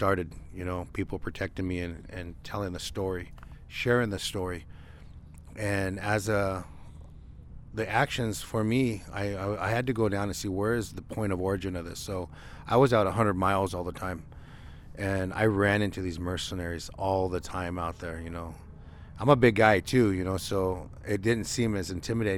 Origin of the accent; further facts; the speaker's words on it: Nevada, United States; the different areas around Nevada, definitely because that's my hometown